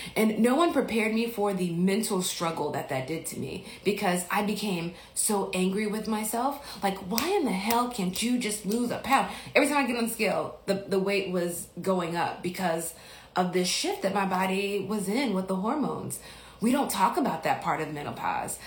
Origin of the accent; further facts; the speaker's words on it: Biloxi, Mississippi, United States; moved away; I'm from Mississippi